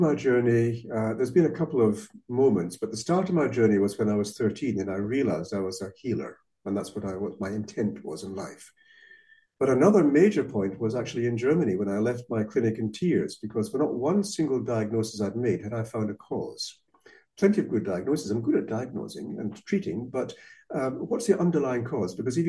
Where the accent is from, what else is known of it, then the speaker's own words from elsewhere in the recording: Malaysia; first language Malay; English is a second language; also born or lived in Scotland; I was born in Malaysia, little brother and sister there as well. So I grew up already in a multinational, multiracial society, speaking, well, Bahasa Kabangsa and Malay as my first language, which I've forgotten since then.